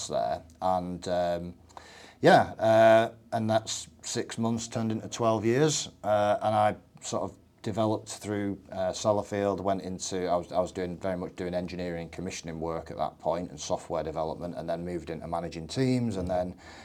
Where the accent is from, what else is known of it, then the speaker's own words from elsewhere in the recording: Barrow-in-Furness, North West England, United Kingdom; I'm from Barrow in the south of the county